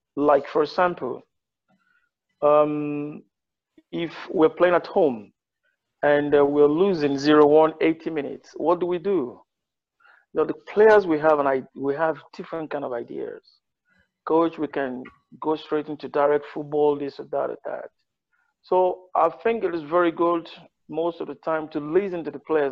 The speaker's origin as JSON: {"language": "English", "region": "Ondo", "country": "Nigeria", "also_born_or_lived": "Spain / England", "said": "I'm from Ondo State."}